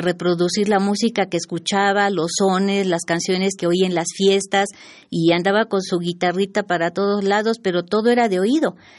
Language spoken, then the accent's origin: Spanish; Mexico City, Mexico; todos mis hermanos somos cuatro, nacimos aquí en la Ciudad de México